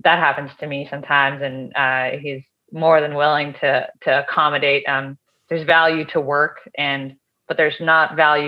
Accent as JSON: {"language": "English", "area": "outside of Boston", "region": "Massachusetts", "country": "United States", "tie": "born or raised there", "said": "I was raised outside of Boston, Massachusetts"}